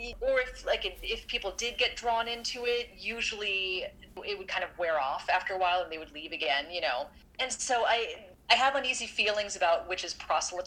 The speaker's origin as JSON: {"language": "English", "area": "Orange County", "region": "California", "country": "United States", "tie": "born or raised there", "moved": "as an adult", "said": "I grew up in Orange County, California, which has a huge, huge evangelical population. And that was kind of what I was immersed in for the first 18 years of my life"}